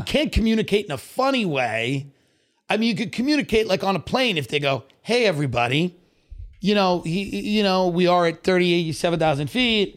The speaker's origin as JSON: {"language": "English", "area": "Long Island", "region": "New York", "country": "United States", "tie": "born or raised there", "moved": "yes", "said": "I grew up in Long Island, I grew up kvetching, complaining"}